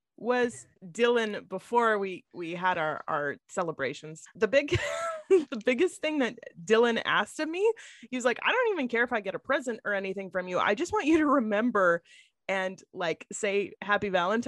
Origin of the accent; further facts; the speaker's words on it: Saskatchewan, Canada; moved away as an adult; also born or lived in southwestern Alberta; I grew up in Saskatchewan and we're back in Saskatchewan now